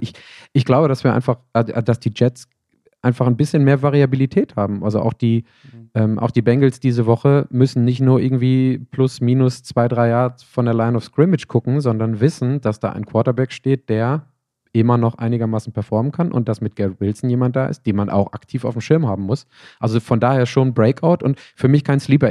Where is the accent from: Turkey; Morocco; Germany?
Germany; Bochum, North Rhine-Westphalia; moved away; zu Hause ähm, in meiner Heimat in Bochum